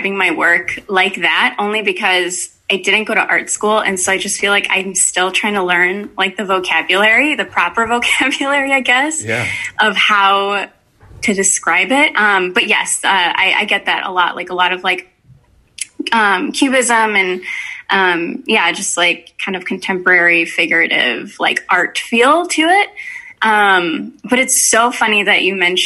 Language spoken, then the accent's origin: English; Berwyn, Illinois, United States; now in Chicago, United States; I grew up in Berwyn